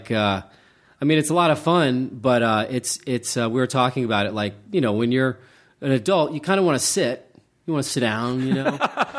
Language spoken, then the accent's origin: English; Charleston, West Virginia, United States; I kind of grew up near Pittsburgh. I grew up in Charleston, West Virginia, which is a great freaking city.